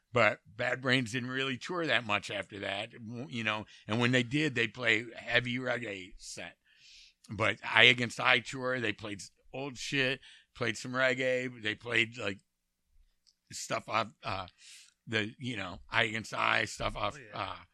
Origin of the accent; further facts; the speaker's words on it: Detroit, Michigan, United States; I grew up in, De- in, in Detroit